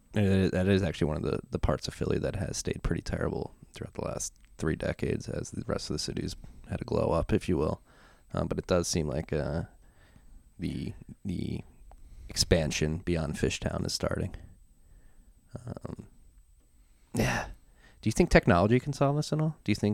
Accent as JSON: {"language": "English", "town": "Frankfurt", "region": "Hesse", "country": "Germany", "tie": "born or raised there", "said": "I grew up in Frankfurt, which is a bit further northeast."}